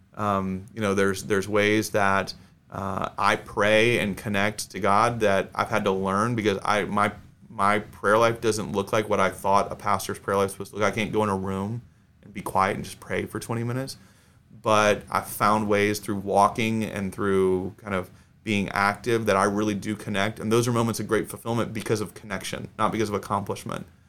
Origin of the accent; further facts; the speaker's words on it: Atlanta, Georgia, United States; now in Texas, United States; I grew up in Atlanta.